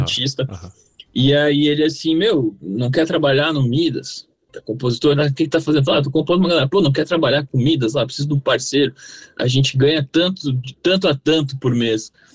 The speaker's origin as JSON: {"language": "Portuguese", "town": "Três Coroas", "region": "Rio Grande do Sul", "country": "Brazil", "moved": "as an adult", "lives_now": "São Paulo, Brazil", "said": "a gente saiu de Três Coroas, que é uma cidade muito pequenininha lá no sul"}